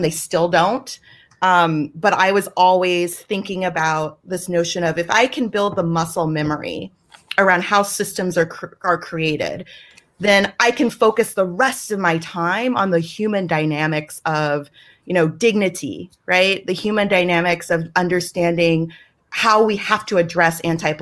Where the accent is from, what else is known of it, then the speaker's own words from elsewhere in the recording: the South, United States; I'm from the South, and I am very proud to be from the South, and that will always be a part of me